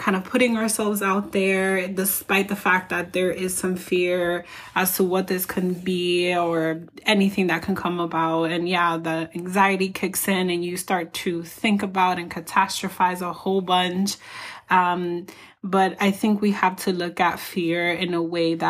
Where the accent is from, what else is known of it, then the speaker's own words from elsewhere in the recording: New York City, New York, United States; moved away; we grew up together when we lived in New York City